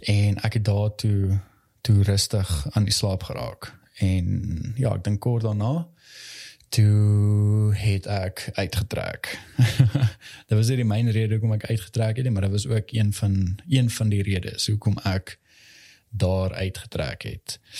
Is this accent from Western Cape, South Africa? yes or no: no; Valhalla, Gauteng, South Africa; ek het in Valhalla basically groot geword.